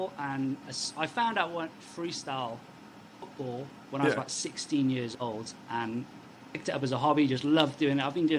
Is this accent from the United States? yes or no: no; United Kingdom; I'm from the UK.